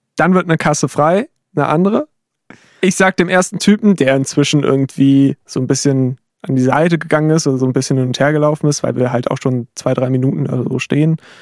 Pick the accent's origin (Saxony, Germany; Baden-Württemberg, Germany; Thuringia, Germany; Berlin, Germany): Saxony, Germany; bei uns in Sachsen